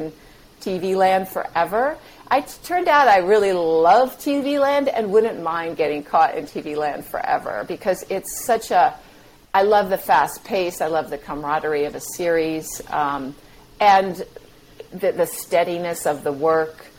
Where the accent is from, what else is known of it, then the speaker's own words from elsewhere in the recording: New England, United States; moved away; I grew up in New England